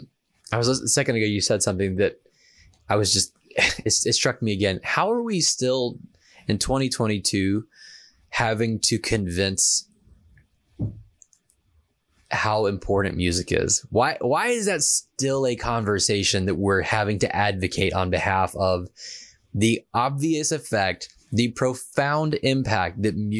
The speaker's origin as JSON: {"language": "English", "region": "the South", "country": "United States", "said": "So like you, I'm from the South where football is everything."}